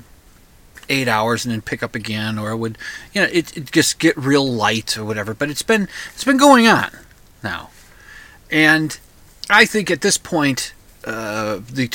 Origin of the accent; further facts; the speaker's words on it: United States; now in Minnesota, United States; I'm an American